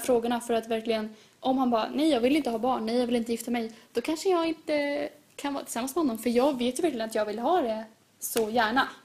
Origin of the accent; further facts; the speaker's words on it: Sweden; jag vill att mina barn ska växa upp i Sverige precis som mig